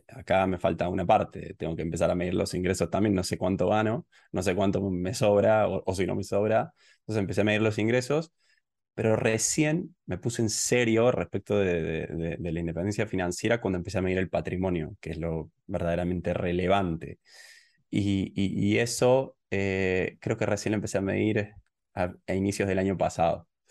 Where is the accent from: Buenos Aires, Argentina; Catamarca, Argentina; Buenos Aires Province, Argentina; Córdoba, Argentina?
Córdoba, Argentina; moved away as an adult; now in Tbilisi, Georgia; yo soy originalmente de Córdoba, de Argentina, y en el 2015, eh, bueno, me fui del país y empecé a viajar